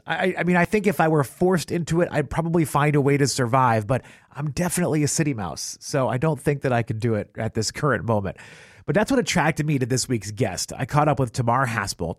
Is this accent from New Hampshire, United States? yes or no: yes; southern New Hampshire, United States; now in Baltimore, United States; I grew up, uh, just on the southern edge of New Hampshire, right above Massachusetts.